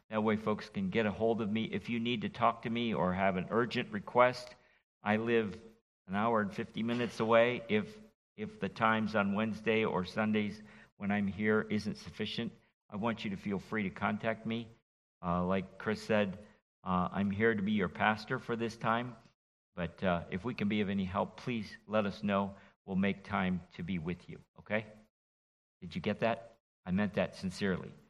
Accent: Martinique; born there; also born or lived in France; from Martinique, where I was born in the West Indies as a child of, an, of uh, parents who were missionaries. And then I've been infected by the French for 20 years.

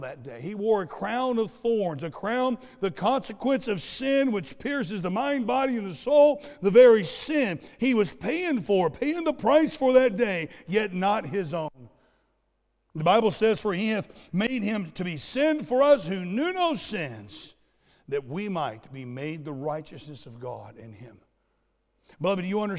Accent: Southwest Florida, United States; I grew up in Southwest Florida where we have these things called sand spurs

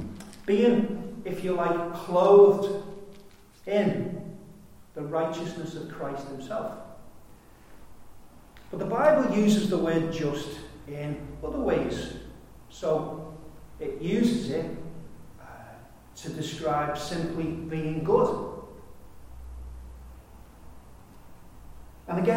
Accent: United Kingdom; I'm a Brit.

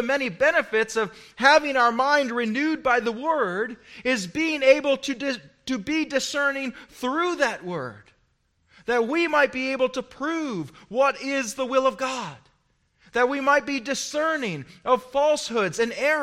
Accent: United States; as an American

